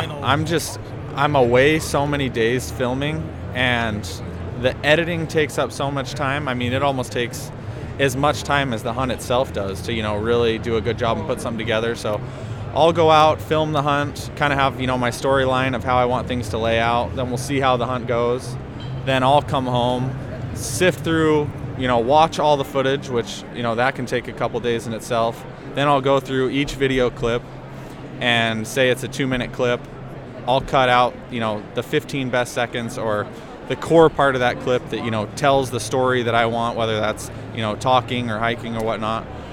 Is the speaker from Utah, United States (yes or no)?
yes; Heber, Utah, United States; also born or lived in Pleasant Grove, Utah; I grew up in Heber, and currently I'm living in Pleasant Grove